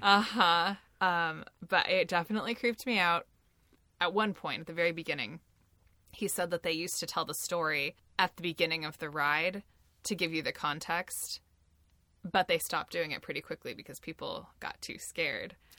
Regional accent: Pacific Northwest, United States; I grew up in the Pacific Northwest

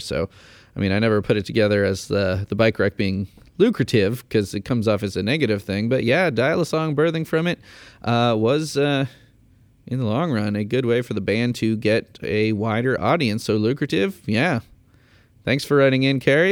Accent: Chicago, Illinois, United States; moved away as an adult; now in Indiana, United States; I grew up in Chicago, I moved to Indiana

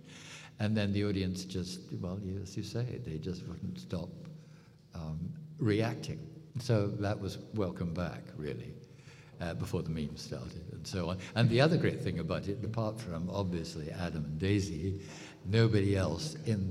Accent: United Kingdom

